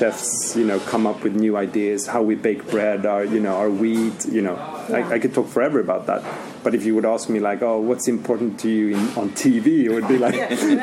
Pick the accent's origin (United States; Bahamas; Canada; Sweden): Sweden; is local from where I'm from